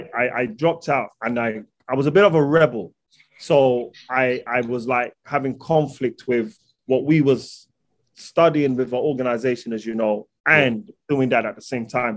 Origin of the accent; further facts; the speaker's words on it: London, United Kingdom; I'm from London